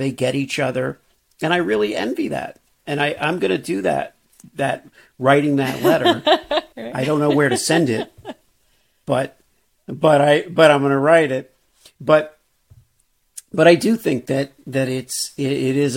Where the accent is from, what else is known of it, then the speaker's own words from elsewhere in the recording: Miami, Florida, United States; I grew up in Miami.